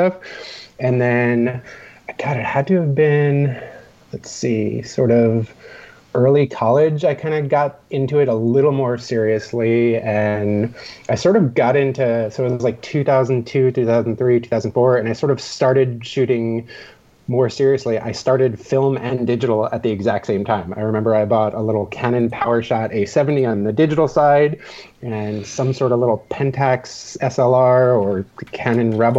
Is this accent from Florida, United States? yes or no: yes; Florida, United States; moved away as an adult; also born or lived in Long Island, New York; now in Los Angeles, United States; Originally, I was born in New York, in Long Island. Lived there till I was 7, then we moved to Florida and lived there for 23 years